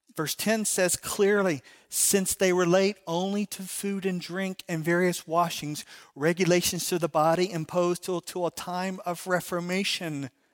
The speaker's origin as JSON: {"language": "English", "town": "Chicago", "region": "Illinois", "country": "United States", "said": "I'm from Chicago."}